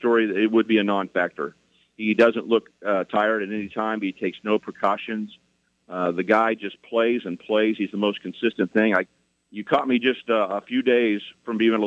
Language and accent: English; Wichita, Kansas, United States; I grew up in Wichita, Kansas.